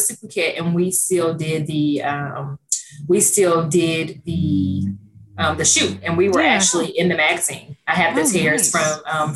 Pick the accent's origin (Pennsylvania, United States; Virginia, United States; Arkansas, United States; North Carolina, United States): Arkansas, United States; Stuttgart; also born or lived in Pine Bluff, Arkansas; my hometown of Stuttgart